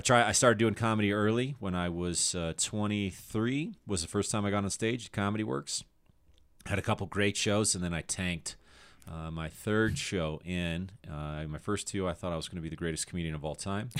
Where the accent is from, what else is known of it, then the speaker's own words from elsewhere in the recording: Littleton, Colorado, United States; moved away; also born or lived in Aurora, Colorado / Chicago; I was born in uh, Aurora, Colorado, and I grew up in Littleton